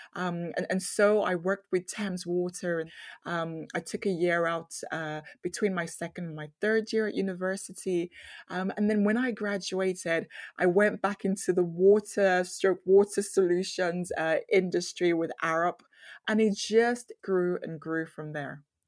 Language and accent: English; Nigeria; I grew up in Nigeria